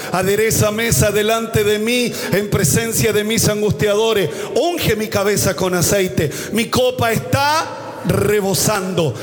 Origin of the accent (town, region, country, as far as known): Chile